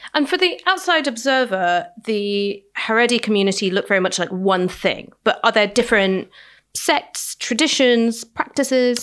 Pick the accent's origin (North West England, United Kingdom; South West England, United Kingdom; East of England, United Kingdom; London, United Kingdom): London, United Kingdom; as a Londoner